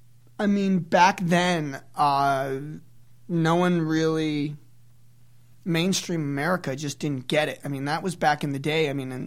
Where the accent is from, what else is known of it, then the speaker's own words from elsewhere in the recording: Waterbury, Connecticut, United States; moved away; also born or lived in Lawrence, Kansas; I grew up in the New York hardcore scene back out east. I was born in Waterbury, Connecticut